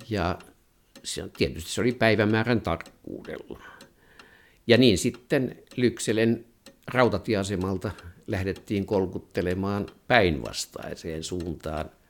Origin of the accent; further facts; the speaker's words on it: Finland; also born or lived in Sweden; ruotsikielestä tuli minulle toinen äidinkieli kun tulin Ruotsista kotiin aloittaakseni lyseossa sitten toisen luokan